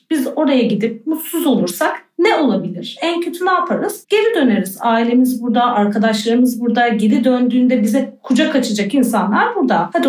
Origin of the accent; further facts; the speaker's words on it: Bursa, Turkey; moved away as an adult; also born or lived in Istanbul / Panama; now in Amsterdam, Netherlands; Bursalıyım ben. Bursa'nın hemen hemen bütün köylerini bilirim.